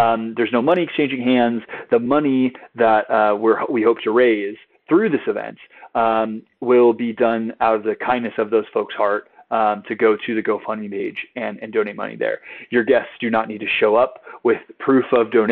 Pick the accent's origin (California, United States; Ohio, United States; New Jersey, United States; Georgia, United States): California, United States; San Diego; I grew up in San Diego